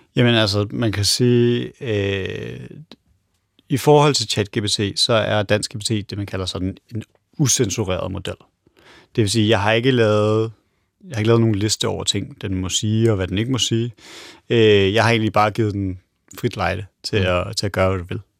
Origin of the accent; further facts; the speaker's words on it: Denmark; vi som, som danskere